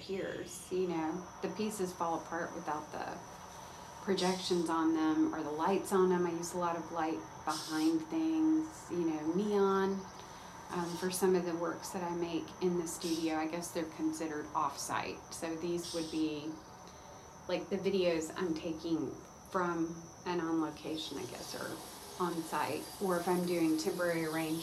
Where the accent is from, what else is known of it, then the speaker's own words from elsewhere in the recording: Conyers, Georgia, United States; a manufacturing plant in Conyers, and it was just a small cow town, you know, probably felt very rural when I was growing up. And like I grew up on Highway 138.